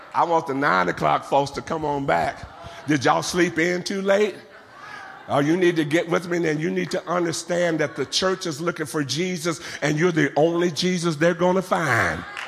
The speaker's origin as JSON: {"language": "English", "area": "Central San Joaquin Valley", "region": "California", "country": "United States", "said": "I'm from the Central San Joaquin Valley. Out of my back door are almond orchards for as far as the eyes can see."}